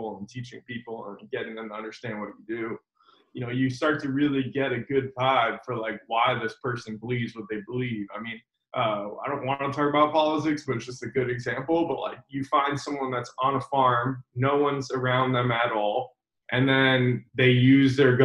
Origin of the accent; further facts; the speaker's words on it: Boca Raton, Florida, United States; also born or lived in Miami, Florida; I was raised in like Palm Beach County, like Boca Raton, Delray area